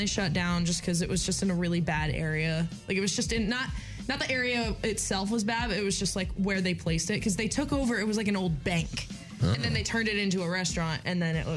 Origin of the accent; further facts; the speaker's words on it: Medford, New Jersey, United States; I'm from Medford, New Jersey. That's in South Jersey